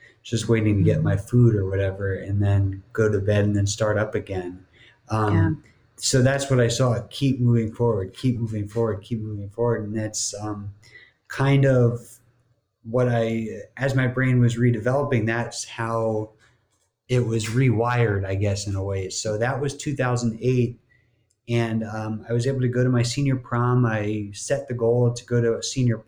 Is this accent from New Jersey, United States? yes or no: yes; New Jersey, United States; moved away as an adult; also born or lived in Miami; growing up in New Jersey